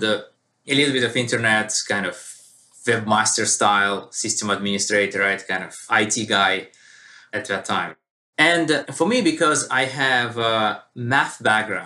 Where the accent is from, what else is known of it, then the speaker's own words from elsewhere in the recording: Russia; moved away as an adult; also born or lived in United Kingdom; now in United States; I was born and raised in Russia